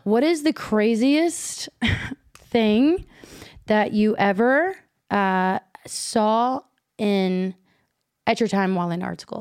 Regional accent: Kentucky, United States; moved away as an adult; also born or lived in Chicago; I was from Kentucky

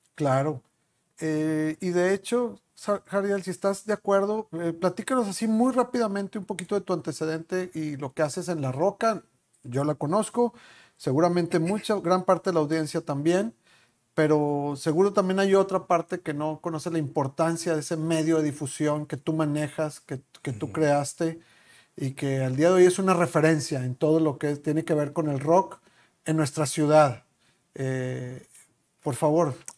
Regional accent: Chihuahua, Mexico; moved away; en este lugar en el que vivimos, que te ha adoptado a ti también, igual que a mí, somos de Chihuahua los dos

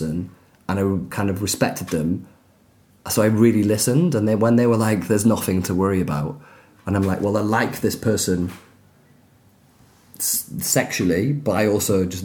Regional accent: Leeds, Yorkshire and the Humber, United Kingdom; I was growing up in Leeds in the 80s

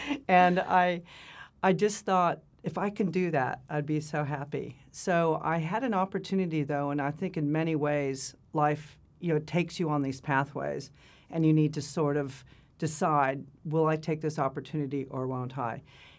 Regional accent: California, United States; moved away as an adult; also born or lived in Arizona; now in Australia; I'm from California

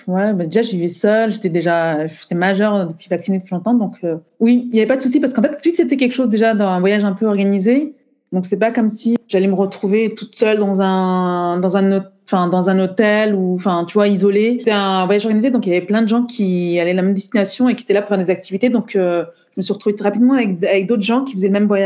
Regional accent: Cameroon; now in Île-de-France, France; Je suis originaire euh, du Cameroun. Je vis en Île-de-France.

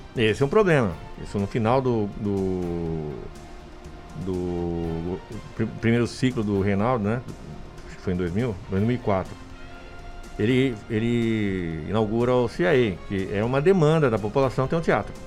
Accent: Indaiatuba, São Paulo, Brazil; eu cresci em Indaiatuba, né? Então eu moro aqui desde 69

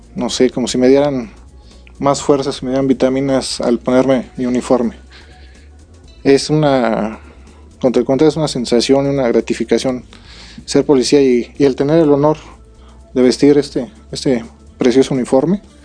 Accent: Querétaro, Mexico; Todos somos ciudadanos, somos queretanos y pues un orgullo ser, ser policía

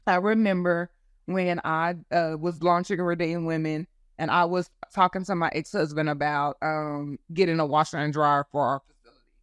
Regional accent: Texas, United States; also born or lived in California; I was born in Texas, raised in California, when my parents divorced and then came back to Texas when I was ten

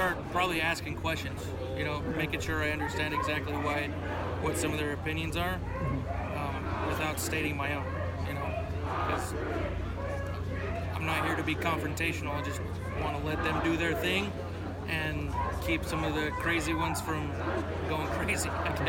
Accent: Saratoga Springs, New York, United States; Yeah, I'm from Saratoga Springs.

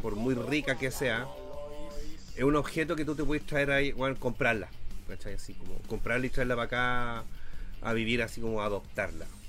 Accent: Chile; soy chileno

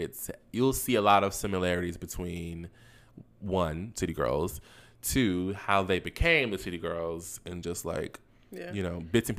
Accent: Florida, United States; I'm from Florida, so I know.

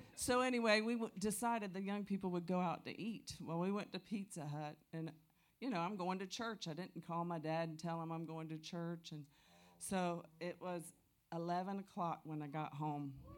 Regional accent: Tampa, Florida, United States; I'm from Tampa, Florida

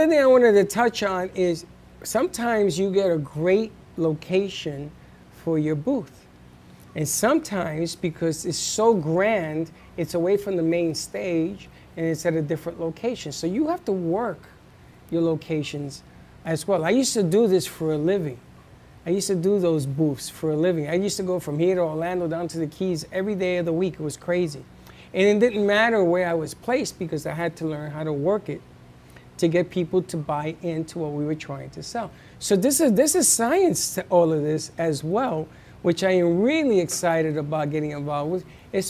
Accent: Spain; And I'm from Spain.

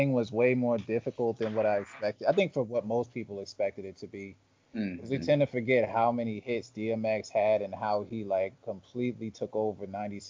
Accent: the South, United States; I grew up in the South.

